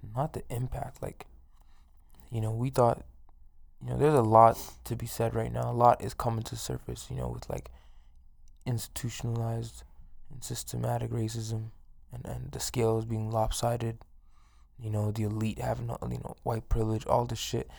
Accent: Toronto, Ontario, Canada; now in Edmonton, Canada; I'm from, like, inner city Toronto, I'm from East York

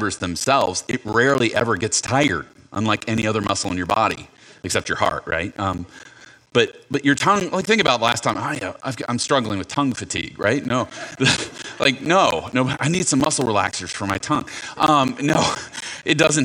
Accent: near Newport News, Virginia, United States; I grew up near Newport News, Virginia

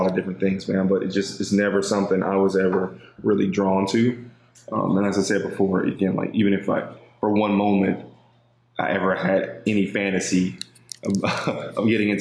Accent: Los Angeles, California, United States; moved away as an adult; Grew up

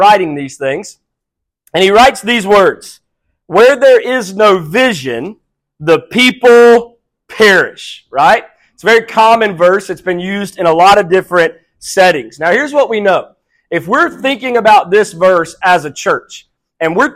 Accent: South Mississippi, United States; also born or lived in Houma, Louisiana; I was born in Houma, Louisiana. I was raised in South Mississippi

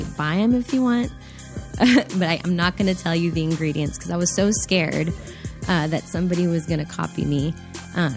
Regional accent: Laredo, Texas, United States; moved away; We grew up in Texas on the border, Laredo.

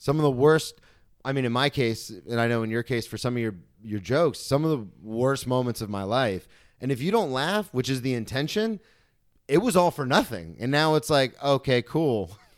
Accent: Florida, United States; I came from Florida.

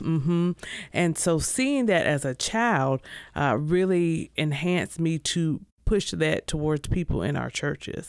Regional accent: Greenville, South Carolina, United States; I am originally from Greenville, South Carolina. Grew up there

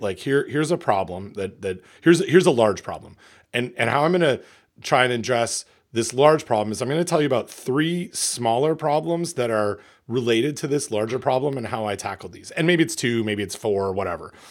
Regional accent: Port Hope, Ontario, Canada; what it was like to grow up in Port Hope, Ontario

